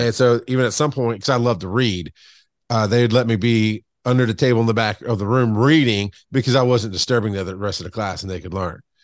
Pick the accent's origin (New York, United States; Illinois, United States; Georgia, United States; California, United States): Georgia, United States; Camilla; now in Atlanta, United States; I grew up in, uh, South Georgia, like deep South Georgia on the Florida line. Um, for most of my life. Camilla